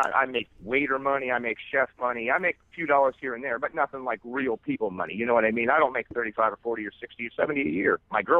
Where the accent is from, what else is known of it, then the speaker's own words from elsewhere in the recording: Chicago, Illinois, United States; also born or lived in Florida; I'm born and raised in Chicago, went to Florida for a number of years